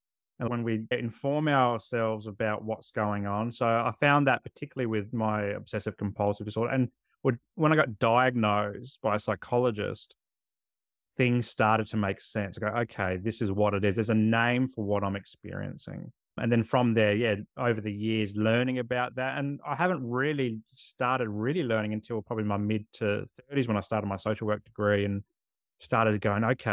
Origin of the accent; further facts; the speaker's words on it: Adelaide, South Australia, Australia; moved away as an adult; also born or lived in Canberra; Growing up in Adelaide myself, and it's so hot in summer.